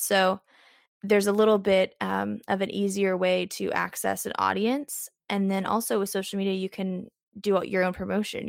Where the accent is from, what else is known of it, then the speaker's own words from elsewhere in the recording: Southern Illinois, United States; now in Nashville, United States; I'm from Southern Illinois, which is just about three and a half hours north of Nashville, so it's not super far. Um, but yeah, I grew up there, very small town, very rural life